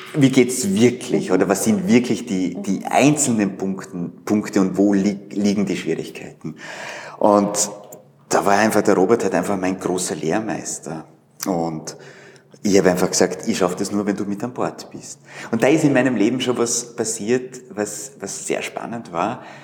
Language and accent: German; Vorarlberg, Austria; moved away as an adult; now in Vienna, Austria; ich komme aus Vorarlberg, bin 91 nach Wien und habe hier Wirtschaftsinformatik studiert